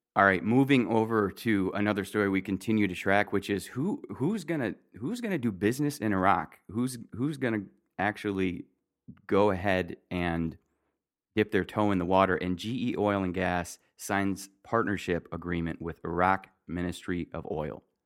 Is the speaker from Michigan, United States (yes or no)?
yes; Michigan, United States; I'm from Michigan